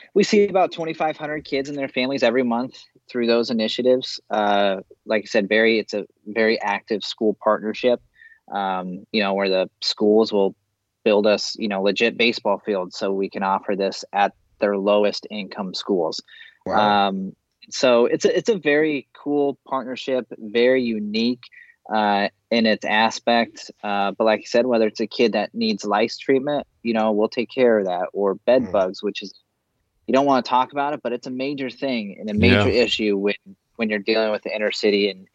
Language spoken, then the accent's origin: English; Aledo, United States; I grew up in Aledo, great town of Aledo